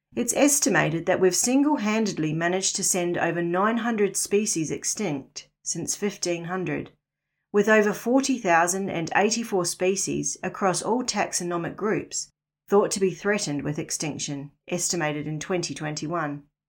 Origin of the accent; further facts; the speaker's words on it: New Zealand; moved away as an adult; also born or lived in Northern Rivers, Australia; now in Australia; was born and raised in New Zealand, the land of the long white cloud